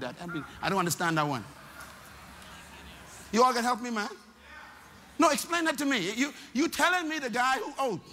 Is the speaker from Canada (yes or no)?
no; Nassau, Bahamas; I'm from Baintown